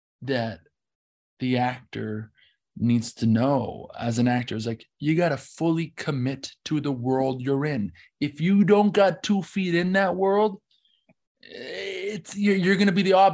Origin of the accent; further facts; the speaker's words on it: Scotland, United Kingdom; I'm from Scotland. Yeah. You know, Ethan. Yeah. He's my mate from back home.